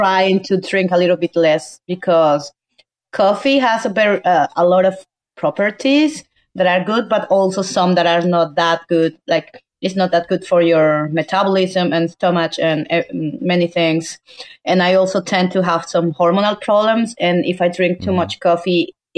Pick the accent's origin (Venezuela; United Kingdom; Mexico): Venezuela; English is a second language; moved away as an adult; also born or lived in Colombia; now in Georgia; I was born there and that's where I also grew up